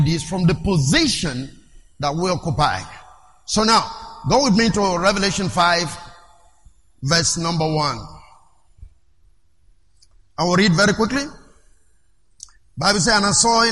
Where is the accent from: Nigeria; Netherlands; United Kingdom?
Nigeria; English is a second language; I am a Nigerian